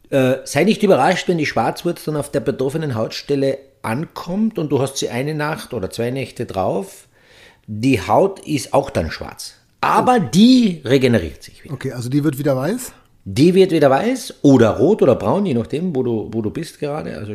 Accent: Austria; Es gibt ja so viele, tragisches, emotionales Element bei uns in Österreich

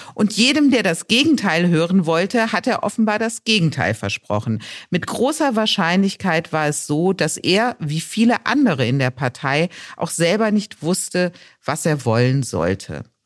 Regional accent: Rhineland, Germany; bin ich Rheinländerin

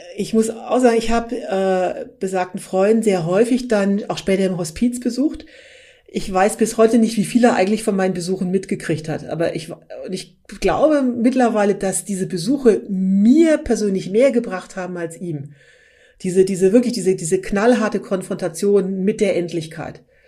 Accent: Berlin, Germany; wir sind beide aus Berlin

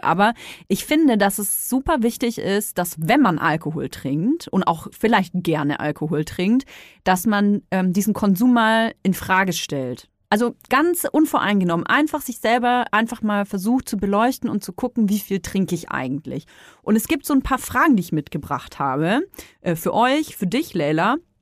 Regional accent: Franconia, Bavaria, Germany; ich komme aus Bayern, ne? Franken besser gesagt

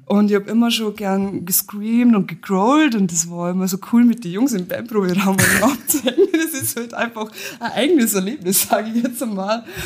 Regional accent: Lower Bavaria, Germany; now in Austria; komme eigentlich gebürtig aus Niederbayern, aber ich wohne schon seit Ewigkeiten in Österreich.

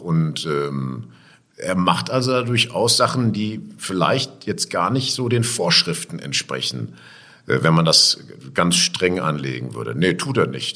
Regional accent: Essen, North Rhine-Westphalia, Germany; ich bin unten am Baldnersee groß geworden in Heisingen und das verknüpfe ich mit meiner Kindheit

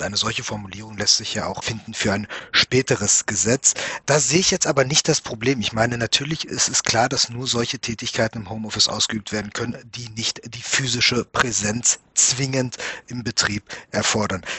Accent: Germany; bei uns in Deutschland

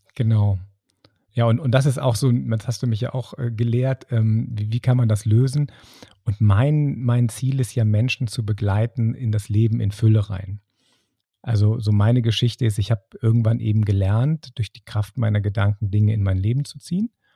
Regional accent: Bonn, North Rhine-Westphalia, Germany; in Bonn, das ist so mein, mein Home, wo ich herkomme

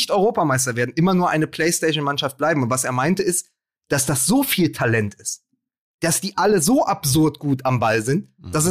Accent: Austria; Wir als Österreicher hätten gern Ihre Probleme.

